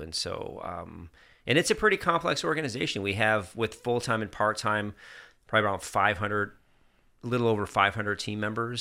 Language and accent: English; Germany; moved away; also born or lived in upstate New York; I grew up in Germany